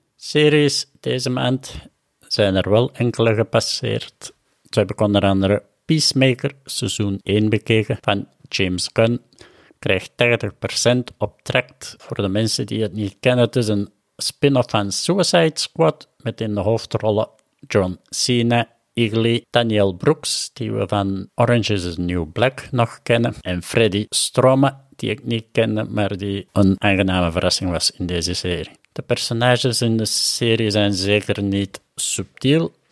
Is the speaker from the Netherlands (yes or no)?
no; Herentals, Flanders, Belgium; accent: Kempen; also born or lived in Machala, Ecuador; ben ik nu in Herentals in de Kempen, zoals je ongetwijfeld al wel aan mijn accent gehoord had.